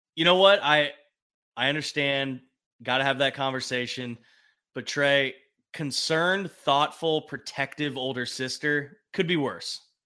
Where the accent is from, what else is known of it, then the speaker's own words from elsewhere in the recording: California, United States; the Californian that I am